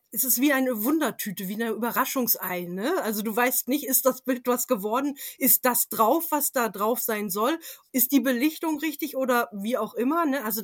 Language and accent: German; England, United Kingdom; Und ich bin zum Teil in England aufgewachsen oh. und hatte oh. dort jede Menge kleine Manors und Castles in der Umgebung.